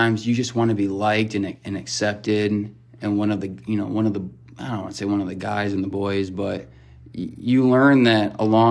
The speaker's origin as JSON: {"language": "English", "town": "Kenosha", "region": "Wisconsin", "country": "United States", "tie": "born or raised there", "said": "my hometown"}